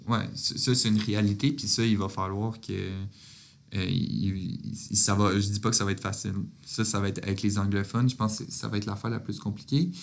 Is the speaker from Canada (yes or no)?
yes; Quebec, Canada; moi je suis Québécois, moi je me considère pas du tout Canadien